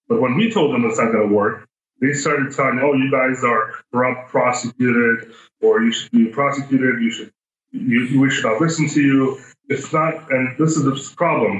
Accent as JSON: {"language": "English", "country": "United States", "tie": "born or raised there", "also_born_or_lived": "Ukraine", "moved": "yes", "said": "I grew up in the States."}